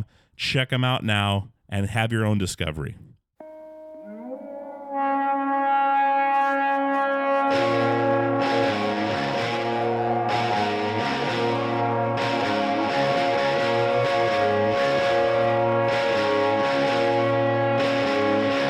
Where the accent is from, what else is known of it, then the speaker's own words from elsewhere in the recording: Alaska, United States; growing up in Alaska, back in the woods